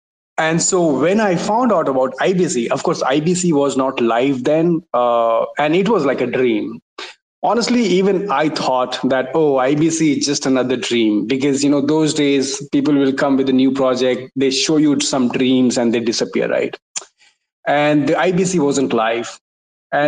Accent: India; I'm from India.

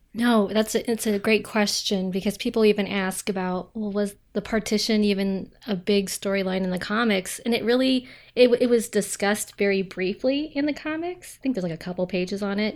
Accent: Ohio, United States; I'm from Ohio

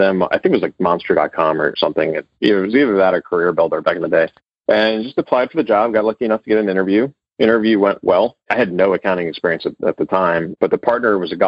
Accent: New Jersey, United States; moved away as an adult; I'm actually originally from New Jersey

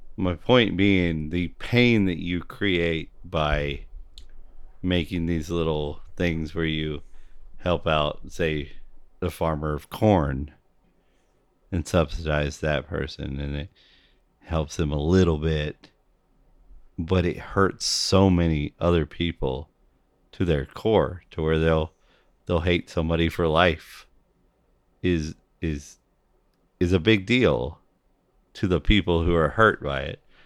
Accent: United States; I'm an American

